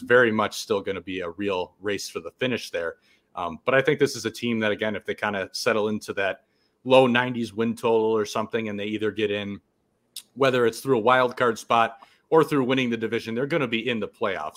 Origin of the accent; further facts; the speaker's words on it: about half an hour north of Milwaukee, Wisconsin, United States; born and raised in Wisconsin, about half an hour north of Milwaukee